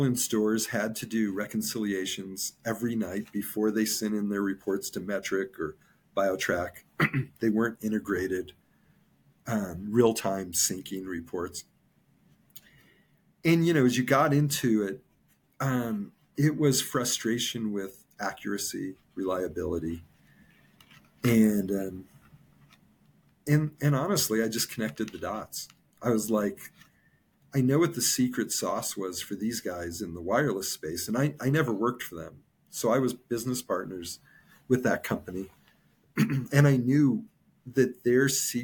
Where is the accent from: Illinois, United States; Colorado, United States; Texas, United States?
Colorado, United States; moved away; also born or lived in California; I was from Colorado. I lived in California for 19 years.